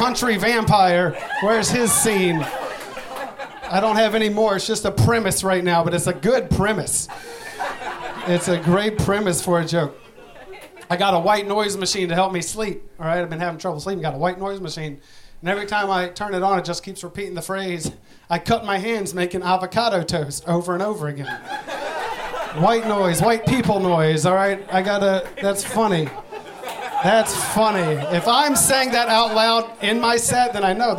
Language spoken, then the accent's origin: English; Virginia, United States; I'm from Virginia